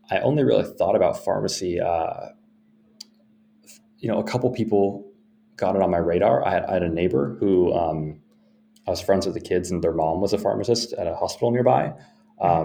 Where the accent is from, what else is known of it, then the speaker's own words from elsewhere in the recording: Iowa, United States; also born or lived in Minsk, Belarus; moved to the U.S. when I was really young, um, and we were you know, very fortunate in that to get, to get help to come here and uh, grew up in the Midwest